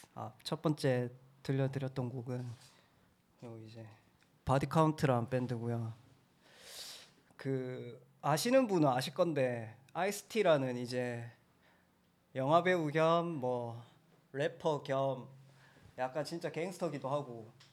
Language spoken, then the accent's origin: Korean; Busan, South Korea; 부산에서 왔습니다.